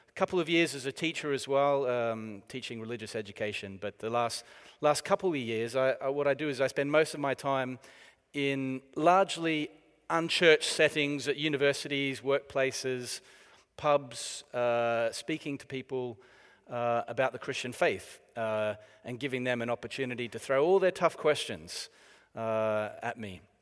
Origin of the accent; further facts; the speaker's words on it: Australia; moved away as an adult; now in United Kingdom; it is from the, uh, former prison colony of Australia that I hark